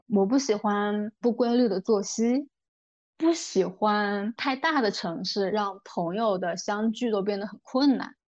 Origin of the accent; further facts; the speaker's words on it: Changsha, Hunan, China; moved away as an adult; also born or lived in Beijing; 现在是我一个人生活在长沙，我会觉得就挺好的，我主业的领导也很欣赏我，然后我各种副业探索得也还不错，也有一些我从小到大的朋友在这儿，家人也在这儿